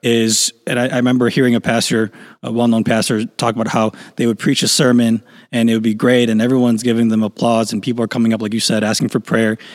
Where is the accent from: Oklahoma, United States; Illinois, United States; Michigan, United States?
Illinois, United States; Chicago; I grew up in Chicago